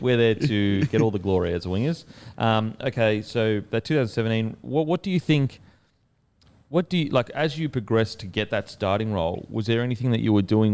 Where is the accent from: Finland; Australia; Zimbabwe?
Australia; Queensland; Queensland, it's, it's a little bit different now, but growing up, when I grew up, it wasn't multicultural really at all.